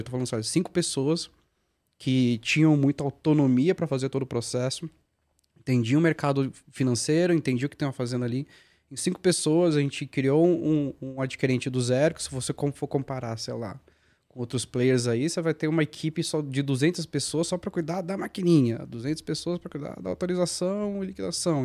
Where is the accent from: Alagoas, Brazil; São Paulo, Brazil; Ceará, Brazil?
São Paulo, Brazil; Guarulhos; also born or lived in Franca; eu sou guarulhense, né? nasci em Guarulhos e, e fui para São Paulo ali trabalhar